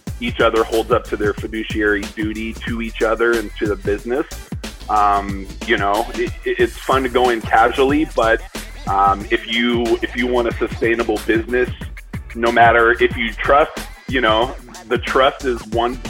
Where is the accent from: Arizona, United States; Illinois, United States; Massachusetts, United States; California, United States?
Arizona, United States; we're from Arizona, and we grew up nothing but Mexican food